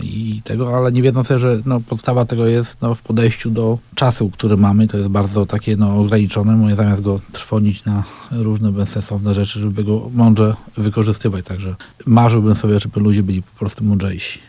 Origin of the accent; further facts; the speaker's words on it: Lesko, Subcarpathian Voivodeship, Poland; mieszkałem w dzieciństwie tam w Lesku